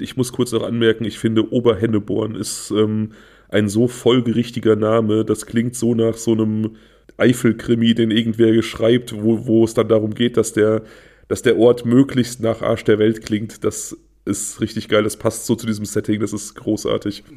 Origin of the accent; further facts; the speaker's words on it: Germany; Niedertresselndorf, mein Heimatort